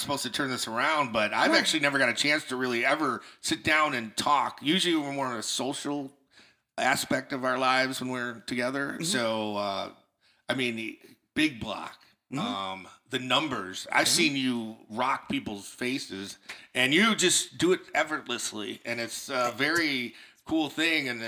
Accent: St. Clair Shores, Michigan, United States; also born or lived in Warren, Michigan; Born in Warren, Michigan, and I grew up in Sinclair Shores

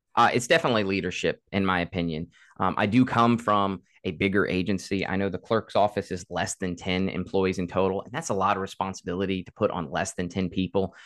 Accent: Caroline County, Virginia, United States; born and raised in Caroline

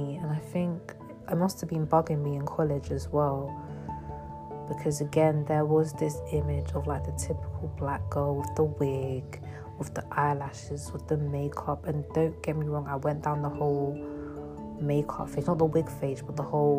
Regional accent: London, United Kingdom; So for me, I grew up in London, but I moved out of London for 4 years.

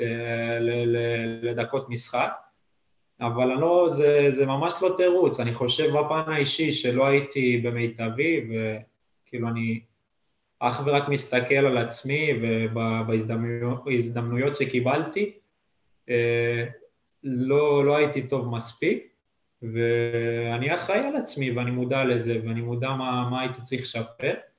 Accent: Netanya, Central District, Israel; moved away as an adult; now in Lithuania; אני גר ממש קרוב וכל החיים גדלתי שם

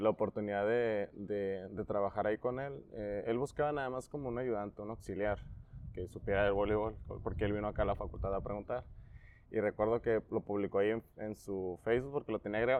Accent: Tecate, Baja California, Mexico; also born or lived in Acapulco / Tijuana; nací en Acapulco nada más, pero me crié en Tecate

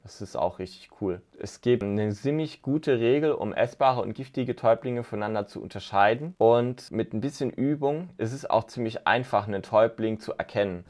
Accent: southwest Germany, Germany; ich komme aus dem Südwesten.

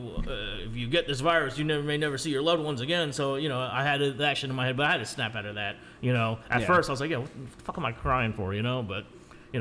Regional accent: South Florida, United States; also born or lived in Manila, Philippines / Margate, Florida / Coconut Creek, Florida; I grew up in South Florida all my life

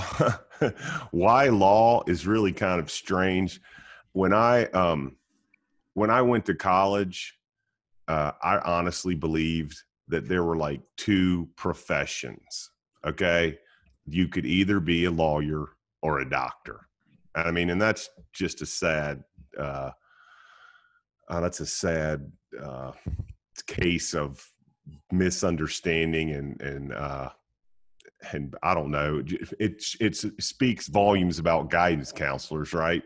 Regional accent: Roanoke, Virginia, United States; also born or lived in Wilmington, North Carolina; now in Mooresville, United States; I grew up in Roanoke, Virginia, and, and went to high school in Wilmington, North Carolina

